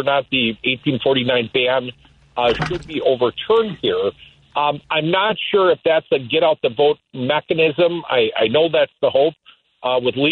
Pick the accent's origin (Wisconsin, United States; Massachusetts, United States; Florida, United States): Wisconsin, United States; Madison; here in my hometown